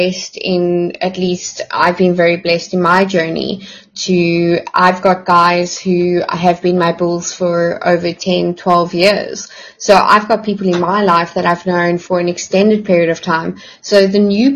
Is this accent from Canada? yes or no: no; South Africa; I, as a South African